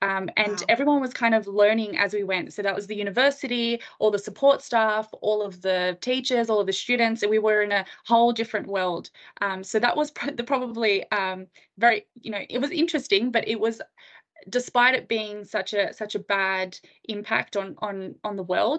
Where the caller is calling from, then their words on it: Sydney, New South Wales, Australia; I'm dialing in from Sydney, Australia, so I'm very excited to have a chat to you.